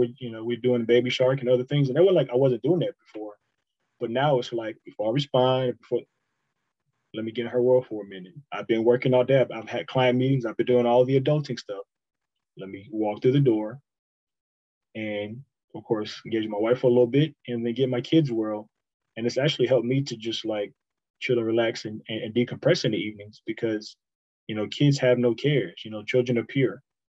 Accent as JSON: {"language": "English", "region": "the South", "country": "United States", "tie": "born or raised there", "said": "That's very old school, but and I grew up in the South"}